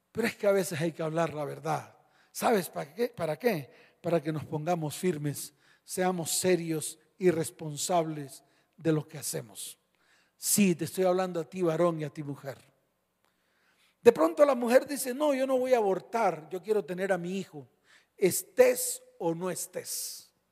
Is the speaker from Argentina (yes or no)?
no; Colombia; born there; porque si yo nací en Colombia, soy hijo de esta nación.